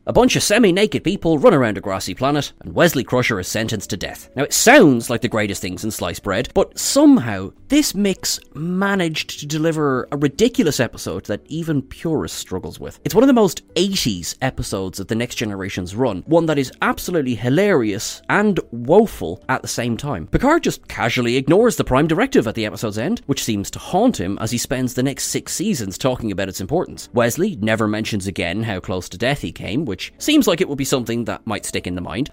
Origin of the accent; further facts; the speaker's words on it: Ireland; accent: Irish; I'm an Irish man